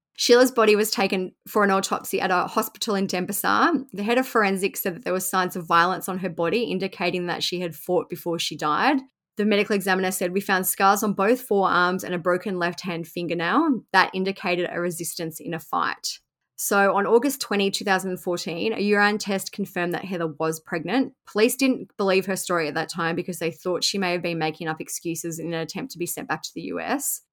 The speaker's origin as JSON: {"language": "English", "country": "Australia", "said": "Even being an Australian"}